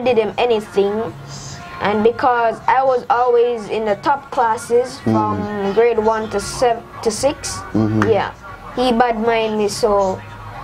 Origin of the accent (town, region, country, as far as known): Spanish Town, Saint Catherine, Jamaica; born or raised there; also born or lived in Portland, Jamaica